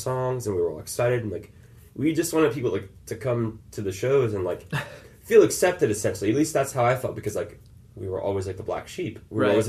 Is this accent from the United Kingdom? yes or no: no; Lauderhill, Florida, United States; born or raised there; also born or lived in Hollywood, Florida / North Miami, Florida